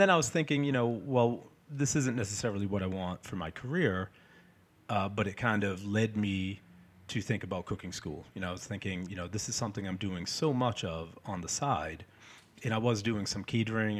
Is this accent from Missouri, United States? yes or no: no; Peabody, Massachusetts, United States; also born or lived in Salem, Massachusetts; lived in Peabody my whole life